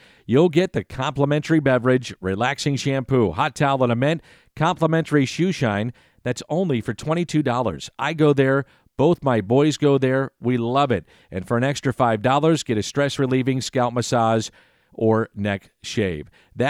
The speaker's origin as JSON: {"language": "English", "town": "St. Louis", "region": "Missouri", "country": "United States", "said": "we're from St. Louis, we're very parochial, we love our town"}